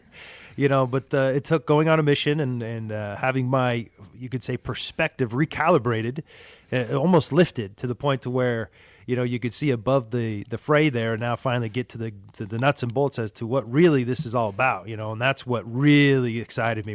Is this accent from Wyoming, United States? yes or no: yes; Wyoming, United States; moved away; when I grew up in Wyoming